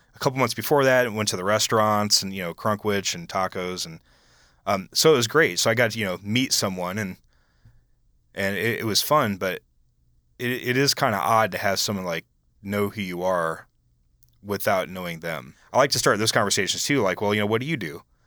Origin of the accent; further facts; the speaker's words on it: Iowa, United States; I was from Iowa